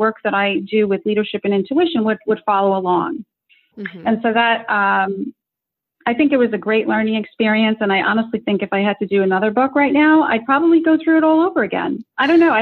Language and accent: English; United States; I was born in America